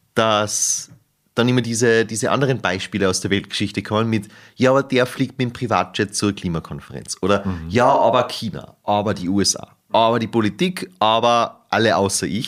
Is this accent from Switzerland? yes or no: no; Salzburg, Austria; moved away; ich komme aus Salzburg